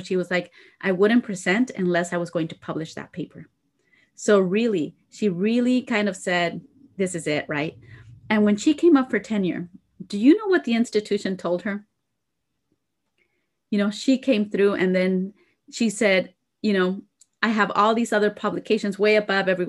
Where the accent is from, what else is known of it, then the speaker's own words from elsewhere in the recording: Idaho, United States; being from Idaho, right? I'm from Idaho